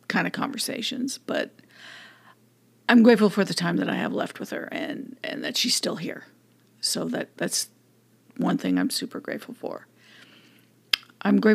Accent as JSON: {"language": "English", "region": "California", "country": "United States", "tie": "born or raised there", "said": "I'm grateful for being born in California, being born and raised in California."}